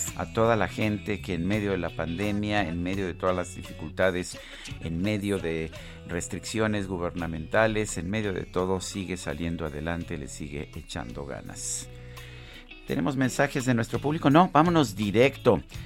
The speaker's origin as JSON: {"language": "Spanish", "region": "Mexico City", "country": "Mexico", "said": "yo no solamente soy chilango, sino que vivo en medio, de la, en el mero centro de la Ciudad de México"}